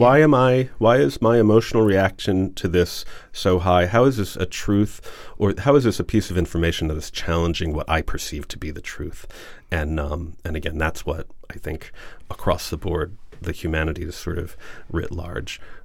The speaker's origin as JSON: {"language": "English", "town": "Huntsville", "region": "Alabama", "country": "United States", "tie": "born or raised there", "moved": "yes", "lives_now": "New England, United States", "said": "So Alabama and I grew up in Huntsville, and my, uh, father worked with NASA there, which is why I was born there."}